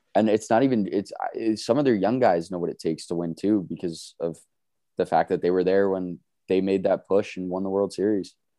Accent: East Coast, United States; both of us born and raised on the East Coast, still on the East Coast

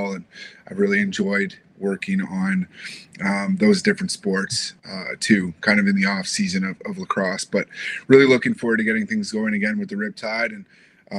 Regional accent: Canada; moved away as an adult; now in United States; as a Canadian

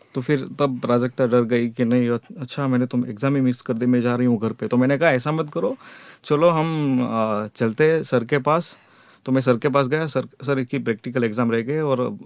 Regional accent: Porbandar, Gujarat, India; moved away as an adult; also born or lived in Jamnagar; मैं पोरबंदर से हूँ

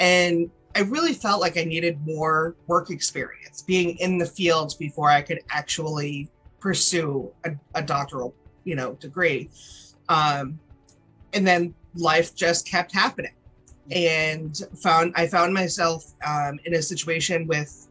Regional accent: Rhode Island, United States; now in North Carolina, United States; I was born and raised in Rhode Island, very small town in a small state, and now living in North Carolina

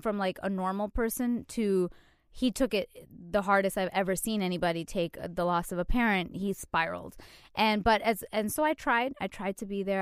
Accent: Canada; moved away as an adult; now in New York, United States; I'm Canadian, and when I first moved here

